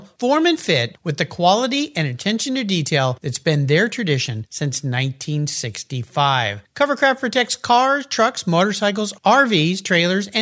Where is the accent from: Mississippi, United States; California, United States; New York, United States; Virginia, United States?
California, United States; Southern; when I was a kid living in Southern California.